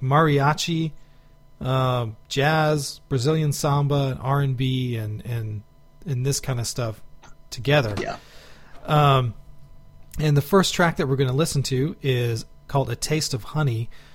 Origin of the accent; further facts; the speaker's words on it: Houston, Texas, United States; growing up in Houston